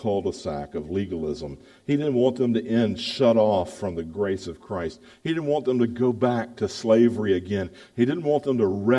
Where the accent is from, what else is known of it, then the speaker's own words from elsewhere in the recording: the South, United States; accent: Southern; moved away as an adult; also born or lived in Baltimore; I'm a Southerner. I know it. I speak like a Southerner.